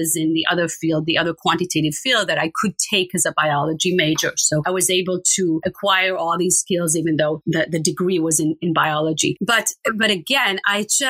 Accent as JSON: {"language": "English", "country": "Israel", "tie": "born or raised there", "said": "I grew up in Israel and it's very common in Israel to travel"}